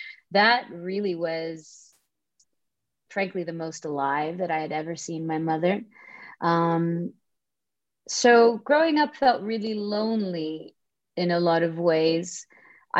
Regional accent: Dhahran, Eastern Province, Saudi Arabia; moved away as an adult; now in Los Angeles, United States; born and raised in Saudi Arabia, in Dhahran to be specific, the eastern province of Saudi Arabia

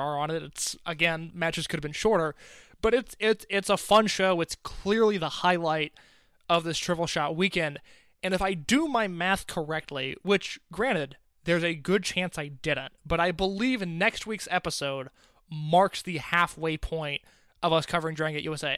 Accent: Indianapolis, United States; my hometown in Indianapolis, Illinois

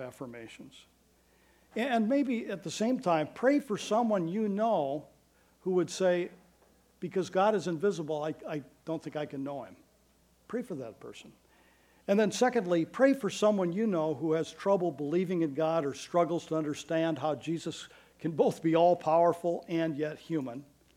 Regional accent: Iowa, United States; I've been born and raised in Iowa

